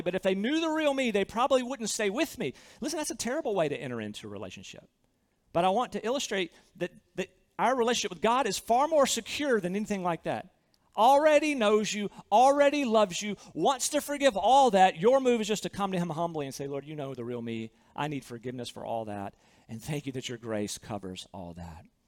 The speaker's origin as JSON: {"language": "English", "region": "Southern", "country": "United States", "accent": "Southern", "said": "with my Southern accent"}